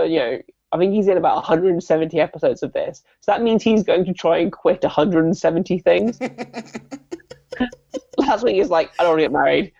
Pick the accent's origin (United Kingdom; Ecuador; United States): United Kingdom; South West England; Like, I know, again, I grew up in the Southwest. It was a very sheltered.